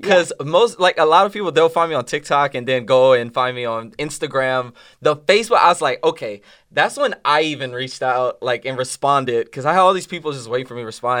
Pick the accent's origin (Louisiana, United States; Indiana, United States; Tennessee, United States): Louisiana, United States; New Orleans; now in Dallas, United States; I'm from New Orleans, Louisiana